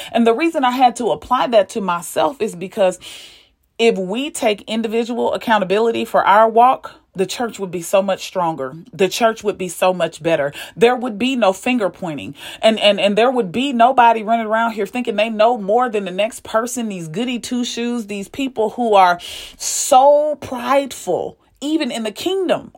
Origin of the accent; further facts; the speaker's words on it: St. Louis, Missouri, United States; I'm from Saint Louis